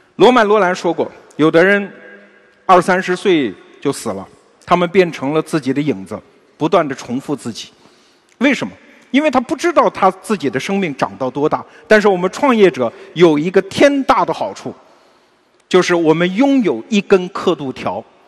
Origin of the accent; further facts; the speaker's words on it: China; 我们中国人是特别崇尚长寿的民族